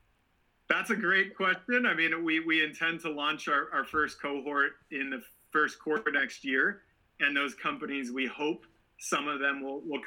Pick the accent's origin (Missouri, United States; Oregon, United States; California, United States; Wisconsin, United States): Oregon, United States; Portland; I grew up in Portland, so we didn't have waves right nearby, but we spent a lot of time on the coast.